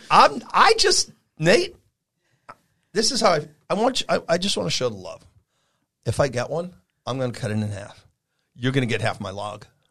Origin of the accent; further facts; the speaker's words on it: New York, United States; also born or lived in Vermont; now in California, United States; I'm from New York